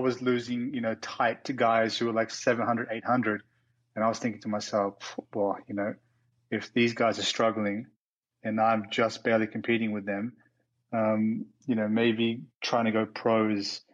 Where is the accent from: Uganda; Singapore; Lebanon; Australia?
Australia; Melbourne, Victoria; moved away; I am originally from Australia, grew up in Melbourne, so where the Australian Open's played.